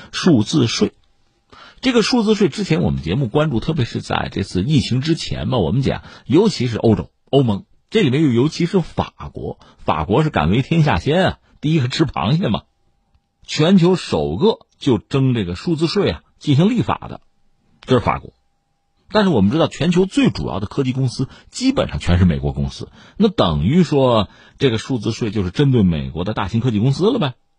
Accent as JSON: {"language": "Chinese", "country": "China", "said": "特别我们中国人吧"}